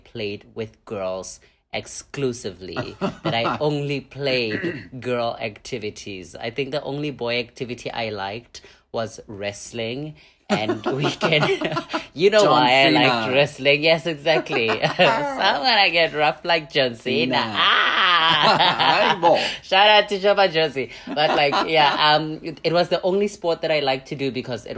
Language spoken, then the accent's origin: English; Pretoria, Gauteng, South Africa; also born or lived in Thailand; now in Hanoi, Vietnam; I'm from South Africa. I grew up there. I was born in a township called Attridgeville.